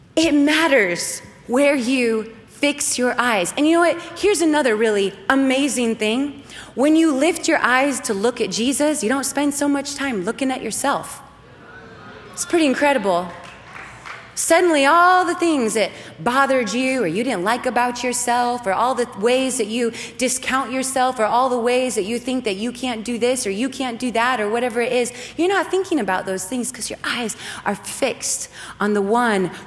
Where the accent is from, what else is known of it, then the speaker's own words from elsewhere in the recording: Oregon, United States; where I grew up in Oregon, we got a lot of snow